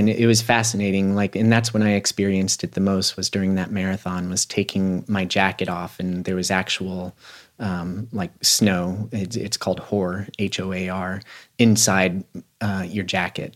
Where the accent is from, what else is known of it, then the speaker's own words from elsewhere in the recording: Aspen, Colorado, United States; a person that was born and raised in Aspen